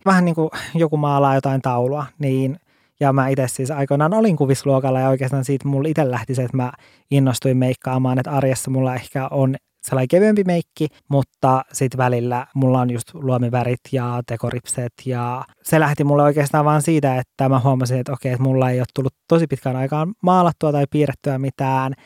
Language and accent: Finnish; Lapland, Finland; olen kotoisin Lapista